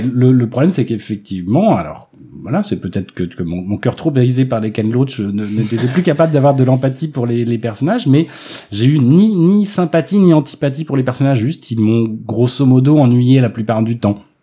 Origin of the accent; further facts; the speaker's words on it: Melun, Île-de-France, France; J'ai grandi à Melun